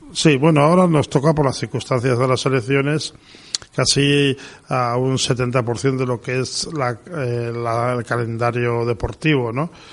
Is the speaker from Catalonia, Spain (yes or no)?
no; Pamplona, Navarre, Spain; soy de Pamplona